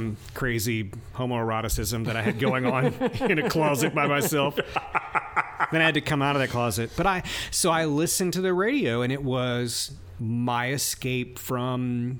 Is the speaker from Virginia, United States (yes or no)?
no; Lewisburg, Tennessee, United States; I was 14, and there was this guy named Bob Smart in my hometown, Lewisburg. Yo-Yo, represent Tennessee.